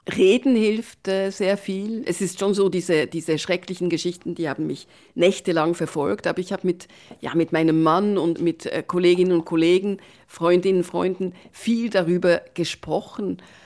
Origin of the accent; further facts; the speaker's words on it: Bern, Switzerland; moved away as an adult; now in Netherlands; ich bin Schweizerin, ich bin mittlerweile auch Niederländerin